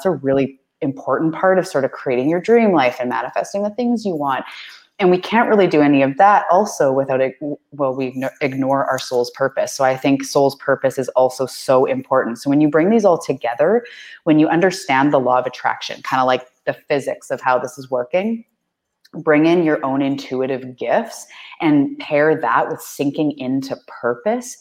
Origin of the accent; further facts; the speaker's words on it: Vancouver Island, British Columbia, Canada; I am a Canadian. I'm from the west coast of Canada on Vancouver Island